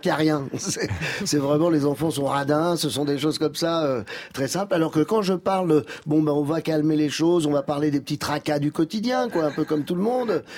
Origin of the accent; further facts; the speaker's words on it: Algeria; je suis né en Algérie